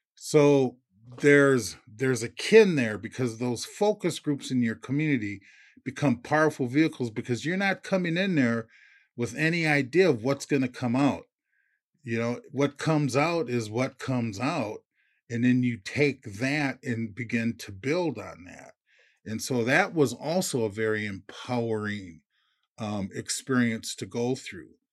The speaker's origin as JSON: {"language": "English", "town": "Minneapolis", "region": "Minnesota", "country": "United States", "tie": "born or raised there", "said": "I grew up into projects in North Minneapolis"}